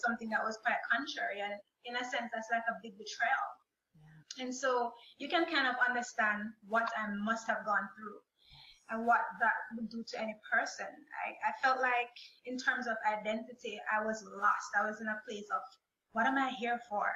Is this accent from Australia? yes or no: no; Jamaica; moved away as an adult; now in United States; I'm originally from Jamaica. And I came to the United States in 2015